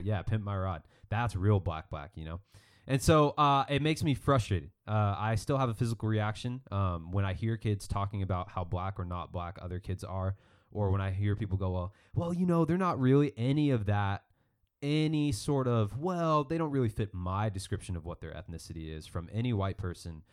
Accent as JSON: {"language": "English", "town": "Mesa", "region": "Arizona", "country": "United States", "tie": "born or raised there", "said": "growing up in Northeast Mesa, Arizona"}